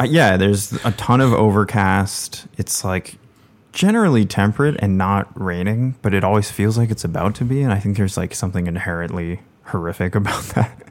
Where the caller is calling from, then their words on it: San Francisco, California, United States; I am calling in from the West Coast, San Francisco